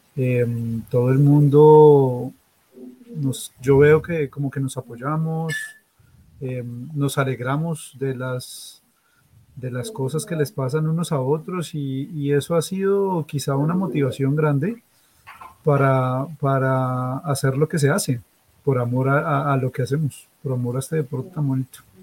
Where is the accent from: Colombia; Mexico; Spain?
Colombia; now in Australia